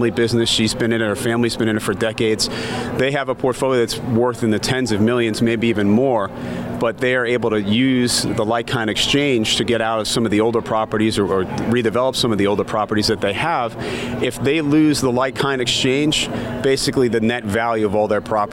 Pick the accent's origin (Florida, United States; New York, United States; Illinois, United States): New York, United States; New York City; I was born and raised in New York City